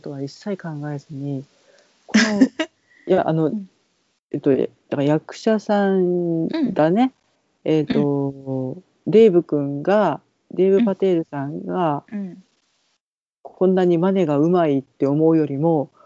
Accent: Kansai, Japan; 関西人やねんわしら。

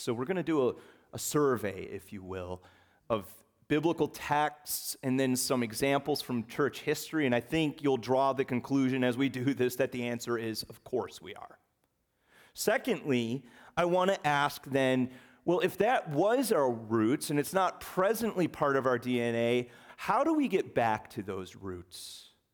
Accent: the North, United States; also born or lived in West Virginia; I left West Virginia at the ripe old age of six months. And I went north, past that Mason-Dixon line, and I was raised in Yankee territory.

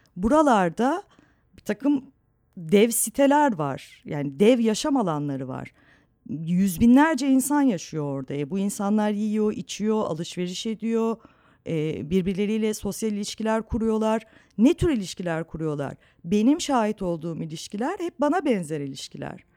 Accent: Istanbul, Turkey; hep Anadolu yakasında büyüdüm.

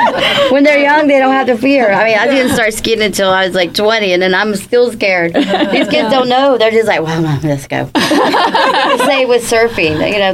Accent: East Coast, United States; moved away as an adult; now in Santa Barbara, United States; I'm from the East Coast

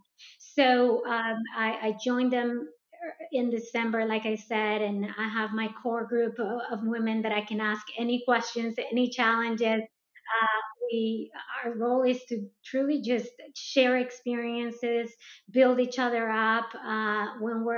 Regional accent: Colombia; moved away; I am originally from South America, from Colombia, so as a Latino

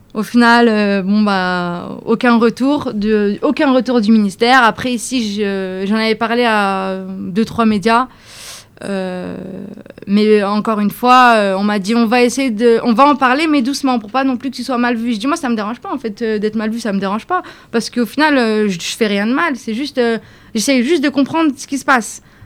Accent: France; je viens de France, je suis immigrée, euh, j'ai ma petite vie en France

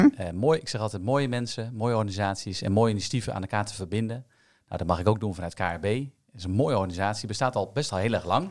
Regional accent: Amersfoort, Utrecht, Netherlands; Ik kom dus ook uit Amersfoort

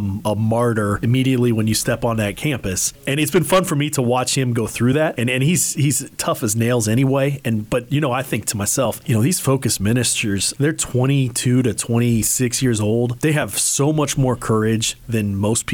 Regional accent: Hays, Kansas, United States; moved away; I grew up in Hayes. I actually went to Hayes High

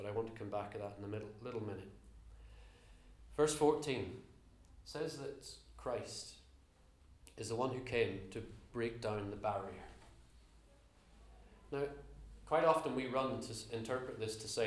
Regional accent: Northern Ireland, United Kingdom; accent: slightly Northern Irish; moved away; also born or lived in Belfast; I grew up in Northern Ireland, as you can tell from my slightly Northern Irish accent these days

